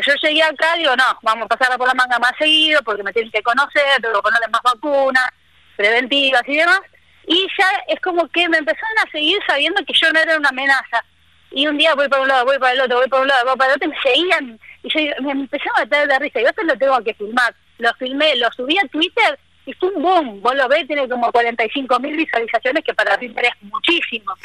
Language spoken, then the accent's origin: Spanish; Buenos Aires, Argentina; moved away as an adult; also born or lived in Córdoba; now in Misiones, Argentina; yo soy porteña, nacida bien en el barrio de Belgrano, bien porteña.